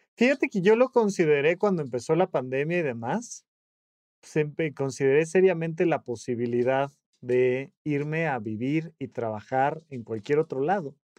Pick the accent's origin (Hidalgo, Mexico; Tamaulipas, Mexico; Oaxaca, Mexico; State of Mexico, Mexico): State of Mexico, Mexico; Toluca; now in Mexico City, Mexico; yo soy de Toluca, me mudé a la Ciudad de México